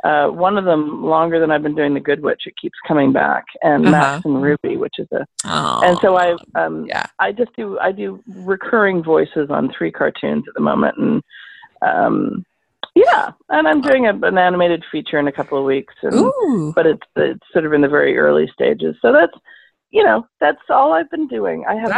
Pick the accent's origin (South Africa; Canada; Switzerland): Canada; I'm Canadian too